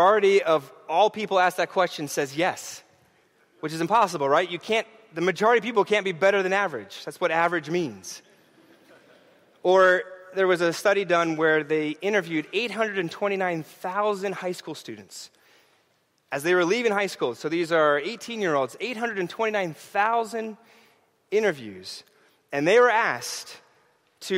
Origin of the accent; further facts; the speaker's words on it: New York City, New York, United States; As a New Yorker